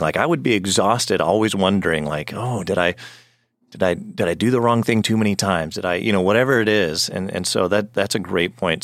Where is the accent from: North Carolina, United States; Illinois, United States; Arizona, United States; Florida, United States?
Arizona, United States; I grew up in Arizona